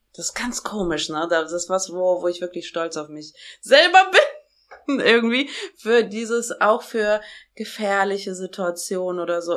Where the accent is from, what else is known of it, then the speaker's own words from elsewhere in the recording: Germany; also born or lived in Tashkent, Uzbekistan; als ich, glaube ich, drei Jahre alt war, sind wir von Taschkent nach Deutschland gezogen. Also von äh, Taschkent ist die Hauptstadt von Usbekistan, da bin ich geboren.